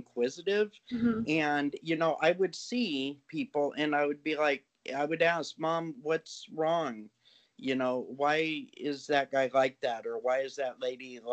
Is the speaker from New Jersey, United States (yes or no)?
no; Orange County, California, United States; I am from originally from the Orange County area